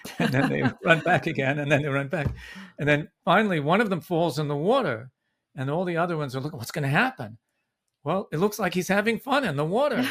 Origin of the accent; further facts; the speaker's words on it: Vancouver, British Columbia, Canada; now in Brooklyn, United States; I was born in Vancouver.